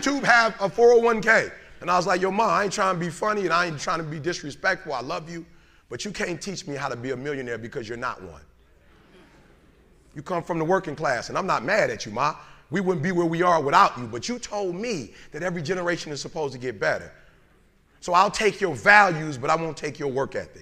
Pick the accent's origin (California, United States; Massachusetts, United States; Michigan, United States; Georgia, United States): Michigan, United States; Detroit; I'm from Detroit.